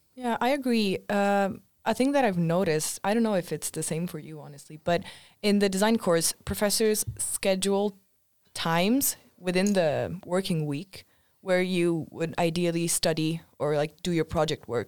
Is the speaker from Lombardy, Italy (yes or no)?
yes; Milan, Lombardy, Italy; moved away as an adult; now in Sweden; I'm from Milan.